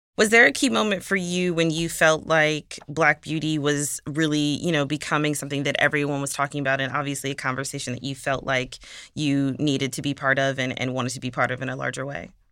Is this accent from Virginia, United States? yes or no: no; Milwaukee, Wisconsin, United States; I'm actually from Milwaukee, so not very far